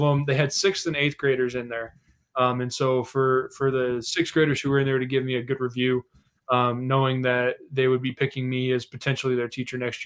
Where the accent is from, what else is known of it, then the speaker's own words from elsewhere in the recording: Denver, Colorado, United States; I grew up in Denver